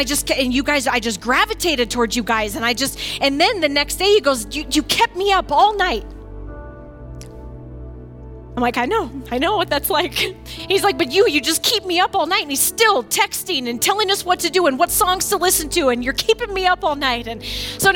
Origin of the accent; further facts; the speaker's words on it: Findlay, Ohio, United States; from Flag City